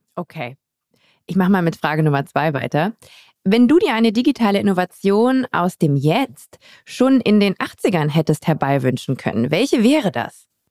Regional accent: Düsseldorf, North Rhine-Westphalia, Germany; moved away; Ich bin gebürtige Düsseldorferin und ich habe das Gefühl, weil ich sehr früh Nordrhein-Westfalen verlassen habe

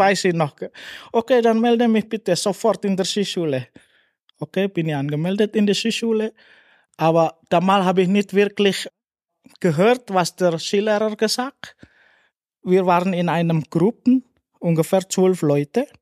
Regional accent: West Java, Indonesia; German is a second language; moved away as an adult; now in St. Anton am Arlberg, Austria; ich bin in Indonesien, ich bin in Tourismusresort auch gelebt, geboren mhm. und gelebt dort.

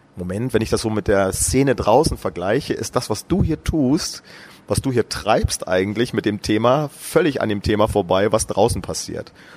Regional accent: Brandenburg, Germany; in meinem Heimatort in Brandenburg

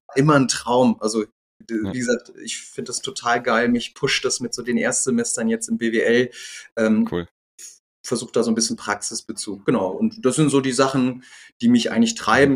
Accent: Düsseldorf, North Rhine-Westphalia, Germany; born or raised there; also born or lived in Gelsenkirchen, Germany; now in Rosenheim, Germany

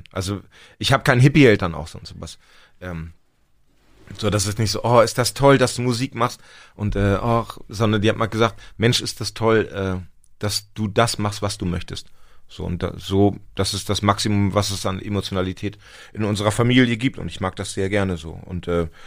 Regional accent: Lower Saxony, Germany; Ich komme aus Nord Nordniedersachsen.

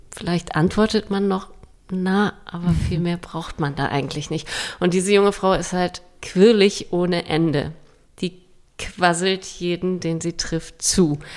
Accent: Denmark; Ich bin ja selbst in Dänemark aufgewachsen und wir hatten dieses Liederbuch auch

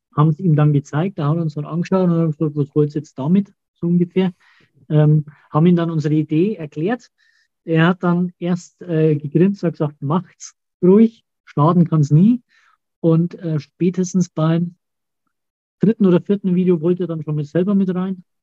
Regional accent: Auerbach, Germany; bei uns in Auerbach

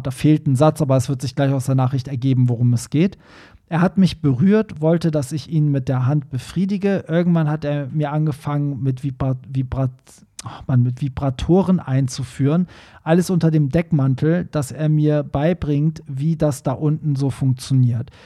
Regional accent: Tehran, Tehran Province, Iran; moved away; in einer Metropole wie Teheran aufgewachsen ist, so wie ich

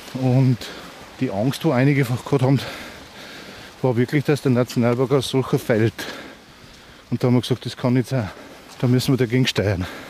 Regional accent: Andertal, Bavaria, Germany; aus der Ortschaft Andertal, wo ich herkomme

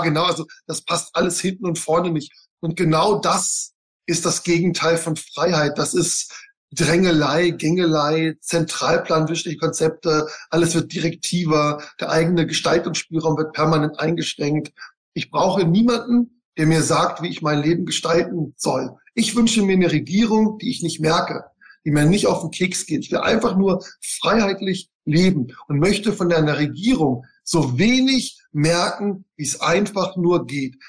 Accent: Bavaria, Germany; moved away; also born or lived in Nuremberg; ich komme aus Bayern

